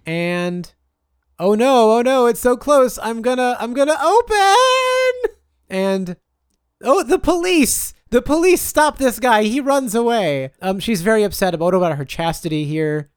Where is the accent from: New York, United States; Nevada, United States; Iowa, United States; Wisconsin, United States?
Wisconsin, United States; I'm from Wisconsin